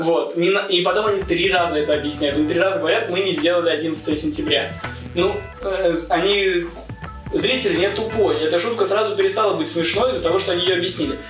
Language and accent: Russian; Saint Petersburg, Russia; born or raised there